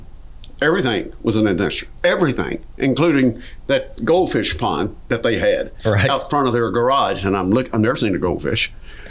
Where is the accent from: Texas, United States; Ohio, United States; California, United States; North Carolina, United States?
North Carolina, United States; Durham; I was born in Durham, North Carolina.